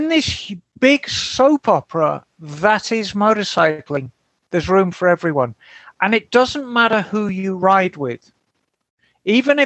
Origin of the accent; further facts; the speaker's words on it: Birmingham, West Midlands, United Kingdom; Birmingham born and bred.